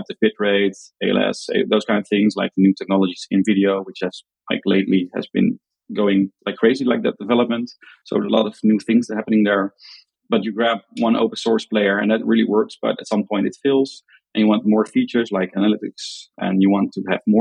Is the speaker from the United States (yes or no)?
no; Netherlands; accent: Dutch; English is a second language; I'm from the Netherlands.